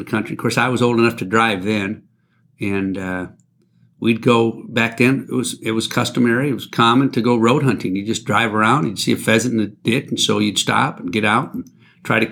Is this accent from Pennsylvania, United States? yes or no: no; Rhinebeck, Iowa, United States; my hometown, Rhinebeck, Iowa